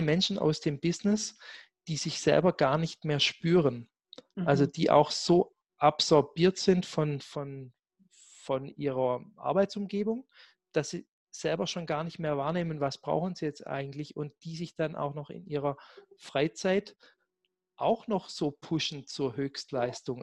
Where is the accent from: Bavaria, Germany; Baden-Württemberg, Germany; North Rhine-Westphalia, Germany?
Baden-Württemberg, Germany; Black Forest; moved away; ich komme ja gebürtig aus dem Schwarzwald